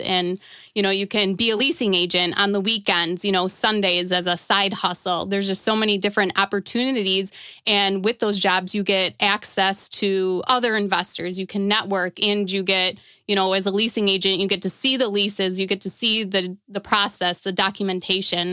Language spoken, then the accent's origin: English; Buffalo, New York, United States; I'm from Buffalo, New York